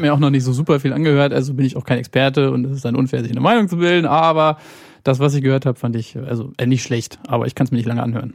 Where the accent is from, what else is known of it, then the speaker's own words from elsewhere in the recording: Hanover, Lower Saxony, Germany; Aber ich bin in Hannover geboren, lebe im Grunde mein ganzes Leben hier schon.